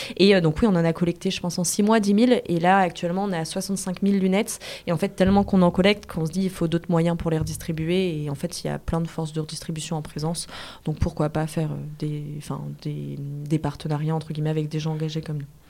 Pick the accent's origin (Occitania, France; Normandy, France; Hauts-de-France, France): Hauts-de-France, France; Lille; je suis de Lille